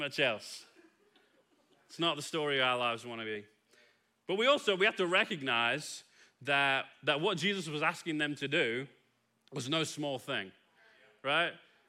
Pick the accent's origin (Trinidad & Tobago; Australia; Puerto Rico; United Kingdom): United Kingdom; England; now in Kilgore, United States; as an Englishman